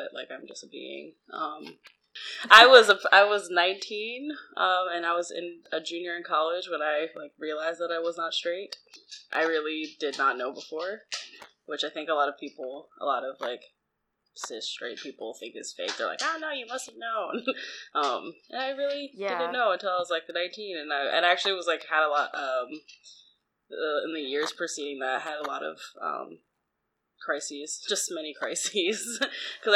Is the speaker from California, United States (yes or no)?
no; New Jersey, United States; I'm from South Jersey.